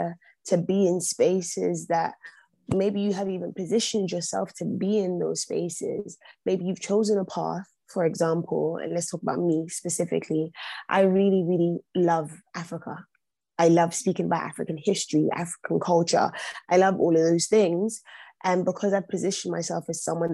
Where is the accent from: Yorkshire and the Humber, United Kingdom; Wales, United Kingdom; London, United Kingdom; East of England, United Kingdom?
London, United Kingdom; I was born and bred in London, born and raised St. Thomas' Hospital, grew up in Brixton